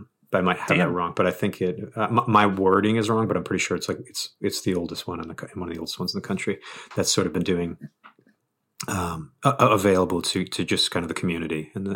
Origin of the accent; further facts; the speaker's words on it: New England, United States; also born or lived in Bridgewater, Massachusetts / Providence, Rhode Island; Well, I'm from New England, like just kind of generally. I moved around a lot as a kid, but I was born in like Bridgewater, Massachusetts, and I didn't move to Providence until 98, I think.